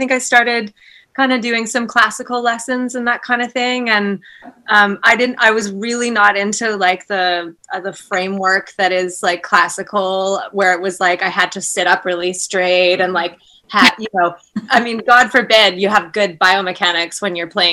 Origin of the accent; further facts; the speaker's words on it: Merville, British Columbia, Canada; now in Vancouver, Canada; I grew up in, so it's called Merville